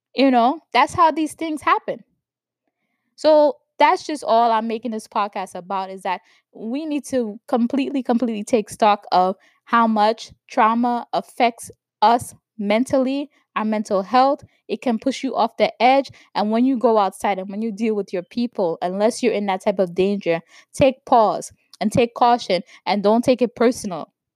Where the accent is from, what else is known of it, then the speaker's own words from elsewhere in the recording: New York, United States; growing up in New York